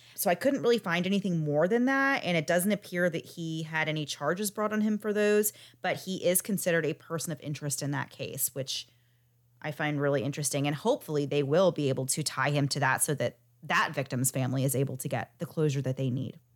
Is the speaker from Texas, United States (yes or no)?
no; Florida, United States; I'm from Florida, and we love our Publix subs here